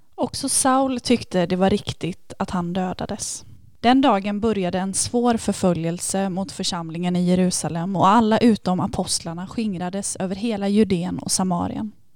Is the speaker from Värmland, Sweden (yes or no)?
no; Varberg, Halland County, Sweden; moved away as an adult; now in Lund, Sweden; Jag kommer från Varberg, men mm. bor just nu i Lund där jag har pluggat hela min utbildning.